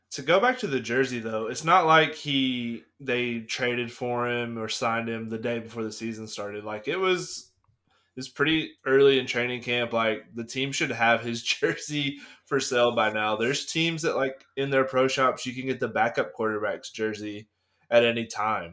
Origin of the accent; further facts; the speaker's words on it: Florida, United States; I am from Florida